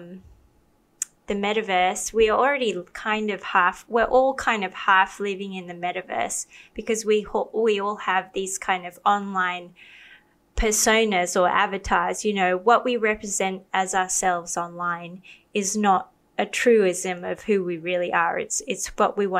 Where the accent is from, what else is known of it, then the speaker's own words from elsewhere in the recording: Australia; I grew up in Australia